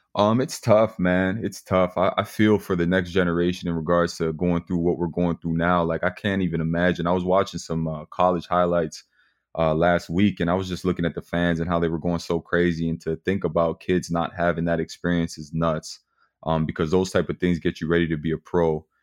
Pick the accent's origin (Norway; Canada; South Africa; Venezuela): Canada; Mississauga, Ontario; growing up in Mississauga